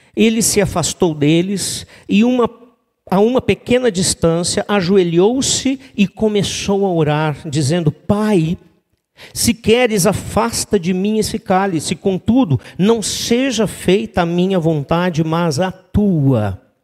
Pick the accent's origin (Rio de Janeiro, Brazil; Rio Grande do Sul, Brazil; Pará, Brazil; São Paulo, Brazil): Rio Grande do Sul, Brazil; Três Coroas; moved away as an adult; also born or lived in Gramado; eu sou natural de Três Coroas